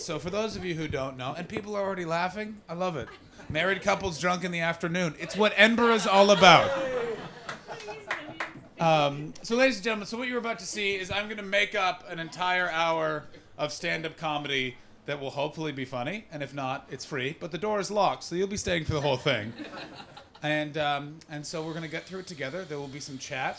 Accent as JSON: {"language": "English", "town": "Ottawa", "region": "Ontario", "country": "Canada", "moved": "yes", "lives_now": "London, United Kingdom", "said": "I'm from Ottawa."}